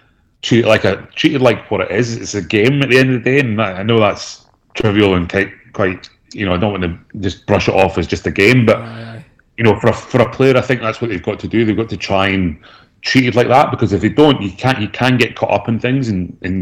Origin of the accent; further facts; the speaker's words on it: Aberdeen, Scotland, United Kingdom; moved away as an adult; also born or lived in Cardiff; now in Australia; I grew up in Aberdeen